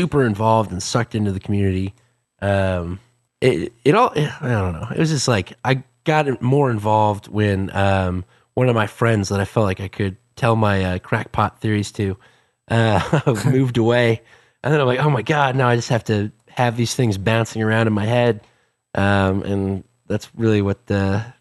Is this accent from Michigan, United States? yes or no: no; Wisconsin, United States; moved away as an adult; also born or lived in St. Louis, Missouri; now in Missouri, United States; I'm from Wisconsin originally.